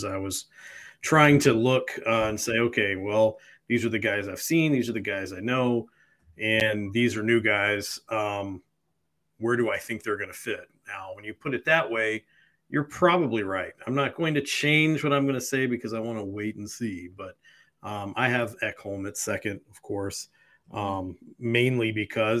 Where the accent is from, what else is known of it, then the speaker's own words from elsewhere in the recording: Bay Area of California, United States; I grew up in the Bay Area of California, home to many a Sizzler